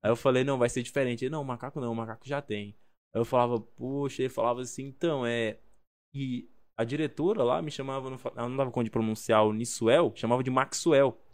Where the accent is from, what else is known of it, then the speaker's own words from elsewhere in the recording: Goiânia, Goiás, Brazil; also born or lived in Colinas do Tocantins, Tocantins; now in São Paulo, Brazil; nasci em Tocantins, mas fui criado ali em Goiânia, na capital do Goiás ali.